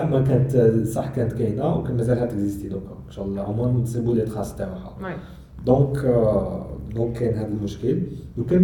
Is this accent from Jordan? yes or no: no; Algeria; حنا جزائريين